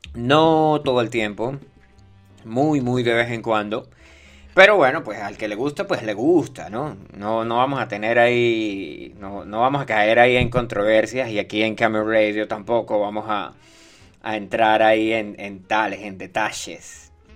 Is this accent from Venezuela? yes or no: yes; Venezuela; ya no soy venezolano. Yo cambié mi pasaporte